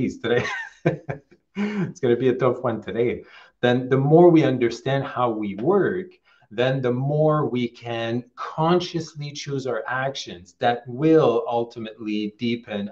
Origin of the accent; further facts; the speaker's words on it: Quebec, Canada; I'm originally from Quebec, Canada, so a French province in Canada